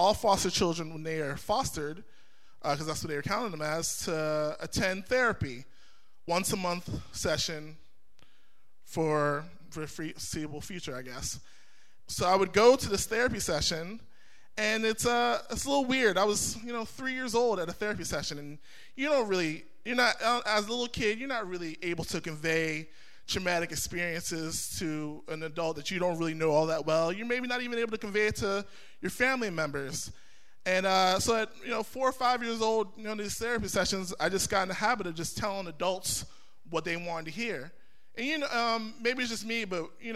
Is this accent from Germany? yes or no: no; New York City, New York, United States; I was born in 1985 in Brooklyn, New York